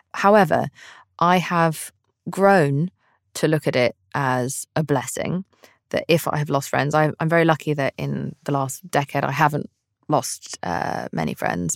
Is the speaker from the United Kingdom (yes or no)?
yes; United Kingdom; I'm British